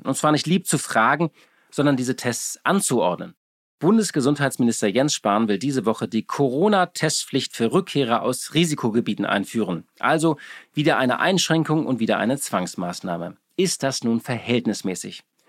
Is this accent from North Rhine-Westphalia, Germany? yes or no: no; Hamburg, Germany; Ich bin ja in Hamburg geboren und auch dort aufgewachsen